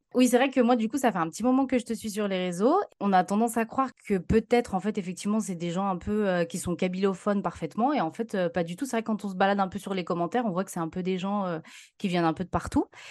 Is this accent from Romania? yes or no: no; France; je suis née en France et mes parents sont immigrés.